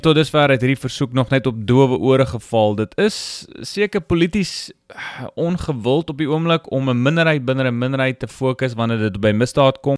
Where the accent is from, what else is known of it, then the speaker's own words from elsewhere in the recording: South Africa; moved away; ek is self 'n Afrikaner in die buiteland